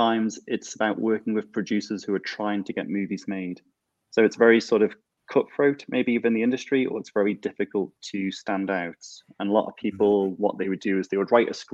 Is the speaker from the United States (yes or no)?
no; Isle of Man; I was born and live in the Isle of Man.